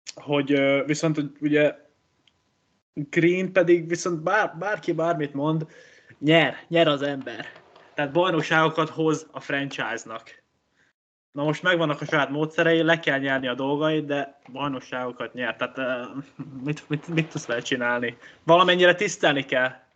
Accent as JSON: {"language": "Hungarian", "country": "Hungary", "said": "én egy gondolkozó magyar ember vagyok"}